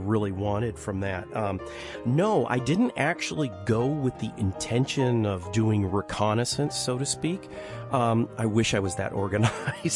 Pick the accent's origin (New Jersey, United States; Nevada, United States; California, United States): California, United States; Los Angeles; I come from Los Angeles, a big city, and you go, go, go